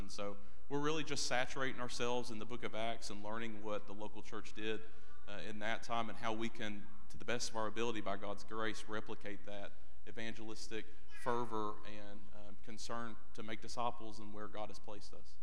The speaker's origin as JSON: {"language": "English", "region": "Eastern Kentucky", "country": "United States", "tie": "born or raised there", "also_born_or_lived": "Alabama", "said": "born in Alabama, raised in Eastern Kentucky"}